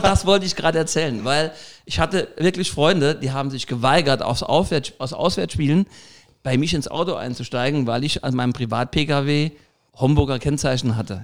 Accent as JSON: {"language": "German", "town": "Saarbrücken", "region": "Saarland", "country": "Germany", "tie": "born or raised there", "moved": "as an adult", "lives_now": "Ormesheim, Germany", "said": "bin gebürtiger Saarbrücker, wohne aber schon seit Mitte der 90er Jahre im, im, in Ormesheim im Mandelbachtal"}